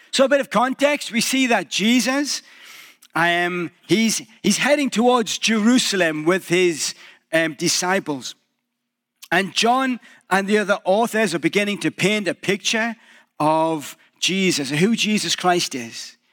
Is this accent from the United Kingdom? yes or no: yes; England, United Kingdom; moved away as an adult; now in Canada; a little bit British again